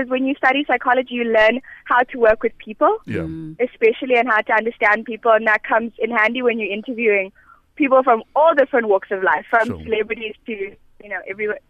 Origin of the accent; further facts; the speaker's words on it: Bulawayo, Zimbabwe; moved away as an adult; now in South Africa; I grew up in Bulawayo, a really small town.